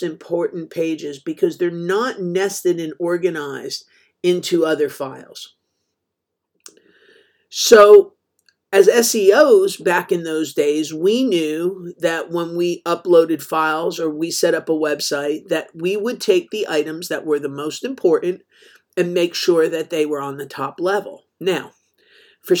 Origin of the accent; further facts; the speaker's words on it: New Jersey, United States; I grew up in New Jersey